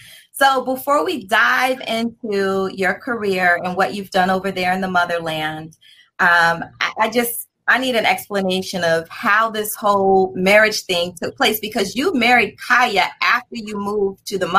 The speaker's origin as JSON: {"language": "English", "region": "Maryland", "country": "United States", "said": "I'm from Maryland also."}